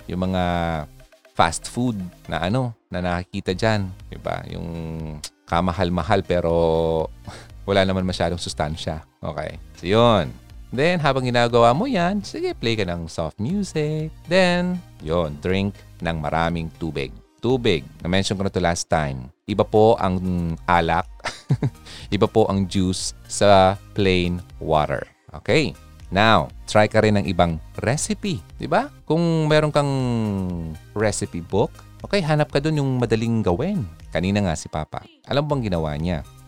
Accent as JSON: {"language": "Tagalog", "country": "Philippines", "said": "bilang Pilipino"}